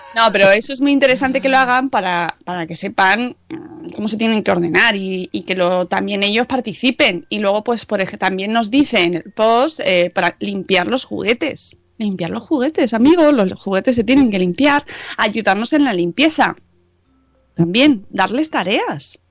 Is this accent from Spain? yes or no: yes; Madrid, Community of Madrid, Spain; accent: Madrid accent; nuestro acento, ¿eh? que a nosotros nos gusta mucho. Somos de Madrid.